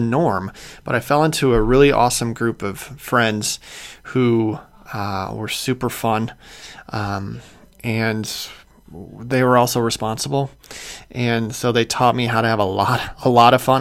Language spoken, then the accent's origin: English; Clarendon Hills, Illinois, United States; moved away as an adult; also born or lived in Chicago; I grew up in a town called Clarendon Hills, Illinois uh, which is southwest suburbs.